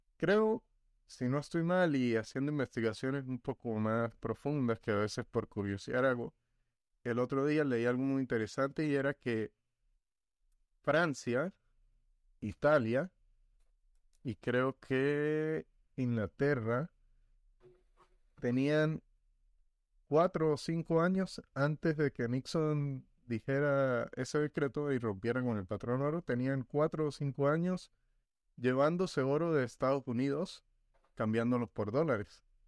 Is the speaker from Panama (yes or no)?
no; Venezuela; nosotros los venezolanos